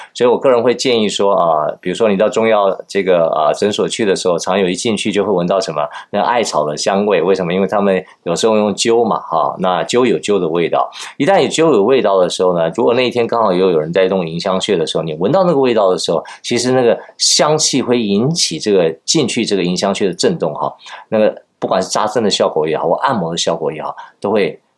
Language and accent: Chinese; Taiwan; 我们台湾人叫这个小 小鲜肉啊